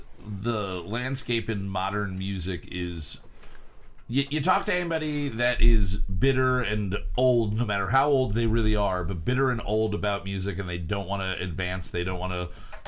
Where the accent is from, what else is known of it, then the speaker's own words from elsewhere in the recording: Brooklyn, New York, United States; I'm from Brooklyn. You know, I'm a Brooklyn panda.